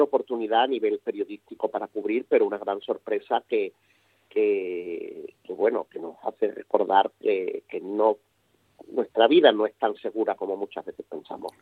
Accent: Spain; a nosotros como españoles

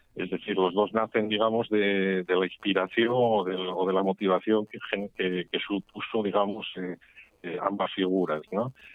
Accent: Mieres, Asturias, Spain; also born or lived in Gijón; yo nací, soy natural de Mieres

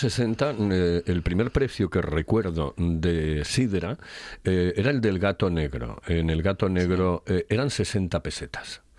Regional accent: Oviedo, Asturias, Spain; yo me vacuno en Oviedo, evidentemente soy de Oviedo

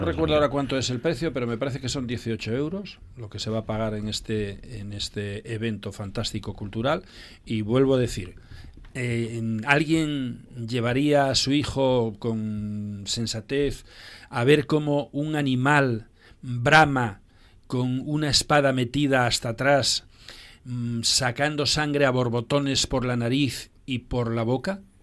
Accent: Llames de Parres, Asturias, Spain; en mi pueblo, donde yo nací, Llames de Parres

